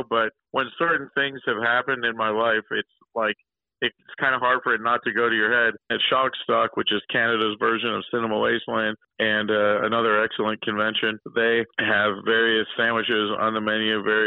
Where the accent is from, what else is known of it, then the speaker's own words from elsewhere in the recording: Buffalo, New York, United States; moved away as an adult; now in Pittsburgh, United States; my hometown of Buffalo